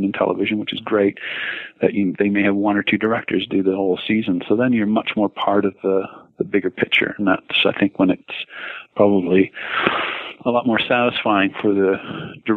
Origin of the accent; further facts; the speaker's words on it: Canada; I, as a Canadian